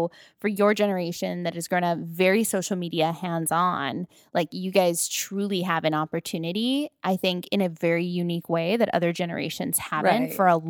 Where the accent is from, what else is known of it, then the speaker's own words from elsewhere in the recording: Paramount, California, United States; I grew up in Paramount, North Long Beach, where everybody is Mexican and related to each other, right?